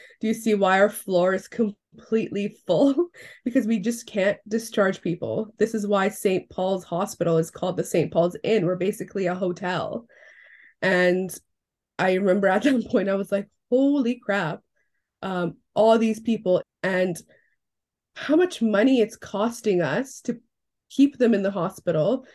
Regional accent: Iran; now in West Vancouver, Canada; I'm originally from Iran, but I now live on the unceded lands of the Musqueam, the Squamish, and the Tsleil-Waututh, also known as West Vancouver

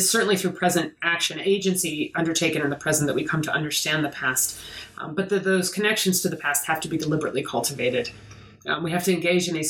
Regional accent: Pittsburgh, Pennsylvania, United States; an American who grew up in Pittsburgh

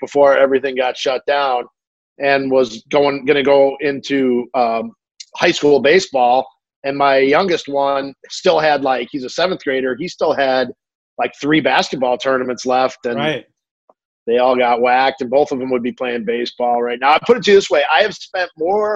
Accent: Illinois, United States; But I grew up in Illinois

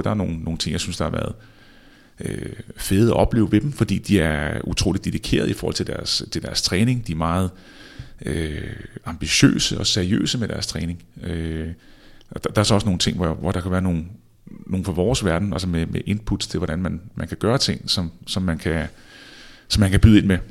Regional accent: Denmark; moved away as an adult; also born or lived in Spain; vi kommer fra Danmark

